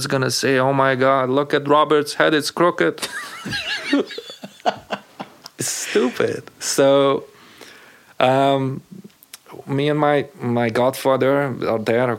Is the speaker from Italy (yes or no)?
no; Slovakia; English is a second language; moved away as an adult; also born or lived in Hungary; now in United States; growing up as a Hungarian in an Eastern European country as Czechoslovakia